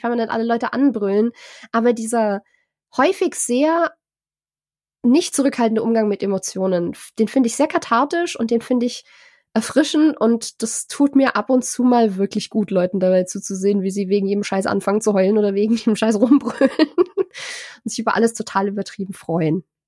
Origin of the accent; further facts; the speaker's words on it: Germany; als Deutsche